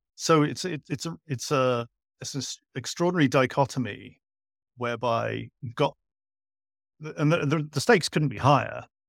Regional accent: Cardiff, Wales, United Kingdom; moved away as an adult; also born or lived in Edinburgh / Asia; I was born in Edinburgh, grew up in Cardiff. I spent most of my adult life overseas.

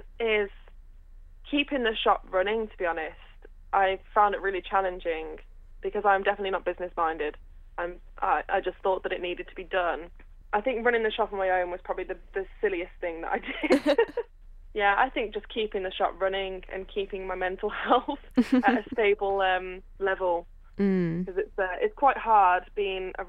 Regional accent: Redditch, West Midlands, United Kingdom; I'm from Redditch

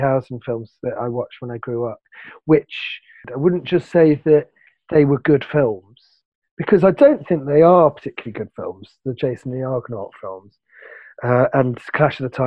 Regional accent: London, United Kingdom; when I was growing up in London

